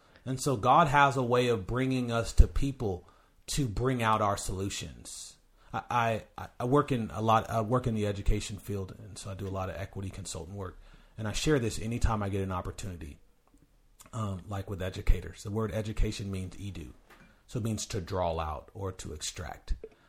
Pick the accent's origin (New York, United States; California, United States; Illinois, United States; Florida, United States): California, United States; Sacramento; now in Tacoma, United States; I'm kind of a nomad where I'm originally from California, Sacramento, California.